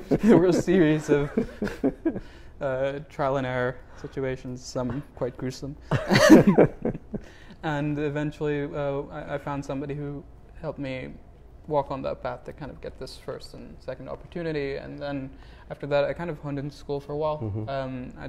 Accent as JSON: {"language": "English", "country": "United States", "said": "You know, I'm Indian American."}